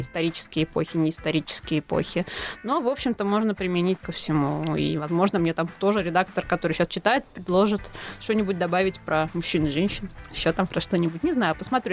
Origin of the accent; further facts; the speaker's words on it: Tula, Tula Oblast, Russia; moved away; also born or lived in Moscow; Это моя малая родина. Там выросла, ну, можно сказать, достигла подросткового возраста.